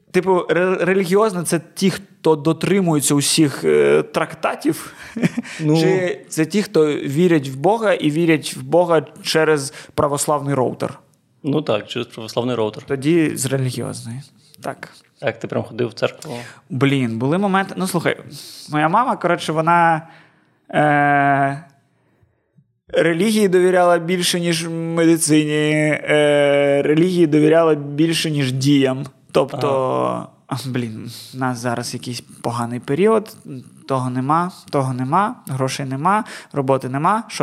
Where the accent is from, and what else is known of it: Chornomorsk, Odesa Oblast, Ukraine